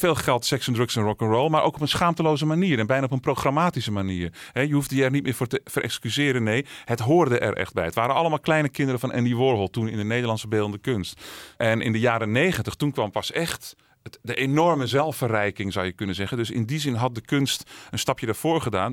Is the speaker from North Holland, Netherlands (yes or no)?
yes; Alkmaar, North Holland, Netherlands; also born or lived in Amsterdam; geboren en opgegroeid in Alkmaar.